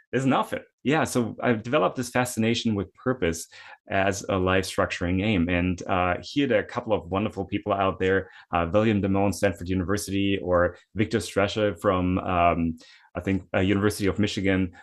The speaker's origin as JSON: {"language": "English", "country": "Germany", "moved": "yes", "said": "I'm originally from Germany. I had to do military service"}